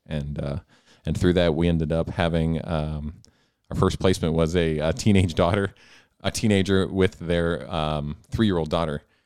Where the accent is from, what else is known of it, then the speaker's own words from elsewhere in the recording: Selinsgrove, Pennsylvania, United States; I grew up in Sealham's Grove, which is right, right down the road, rival of Danville in many ways